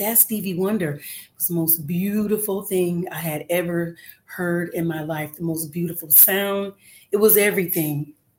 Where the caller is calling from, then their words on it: Los Angeles, California, United States; I am calling in from Los Angeles, California today.